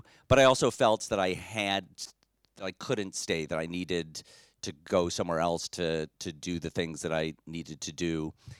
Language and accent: English; Detroit, Michigan, United States; moved away as an adult; I grew up in Detroit, Michigan, another embattled city.